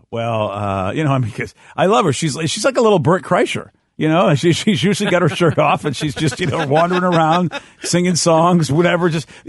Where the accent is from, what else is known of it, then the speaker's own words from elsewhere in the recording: East Coast, United States; growing up on the East Coast